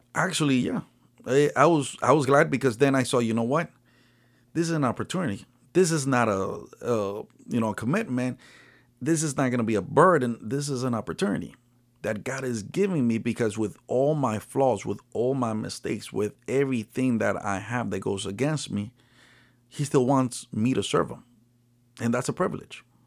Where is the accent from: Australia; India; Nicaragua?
Nicaragua; now in United States; I'm originally from Nicaragua